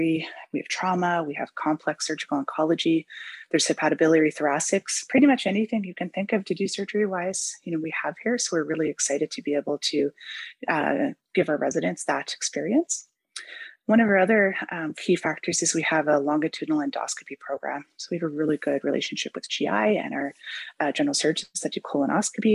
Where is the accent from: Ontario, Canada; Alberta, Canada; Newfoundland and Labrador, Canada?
Newfoundland and Labrador, Canada; moved away as an adult; now in Vancouver, Canada; I come from Newfoundland, so I was totally enamored with Vancouver when I came.